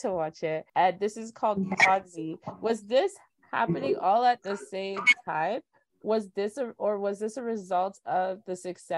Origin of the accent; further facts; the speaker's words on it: Nigeria; moved away; being a Nigerian youth out here